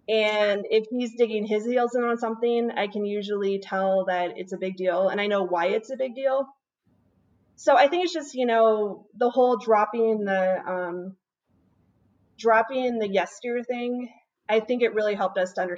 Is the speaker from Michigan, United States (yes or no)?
no; Washington, United States; also born or lived in South Dakota / Montana; back, I was originally from Washington State.